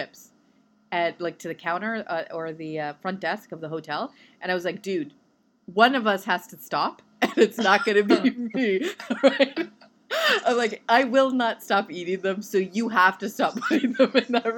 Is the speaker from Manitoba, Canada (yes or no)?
no; Vancouver, British Columbia, Canada; I'm from Vancouver.